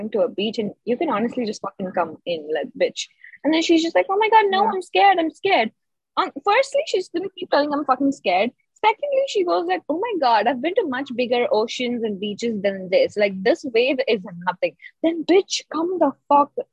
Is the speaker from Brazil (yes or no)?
no; India; I'm an Indian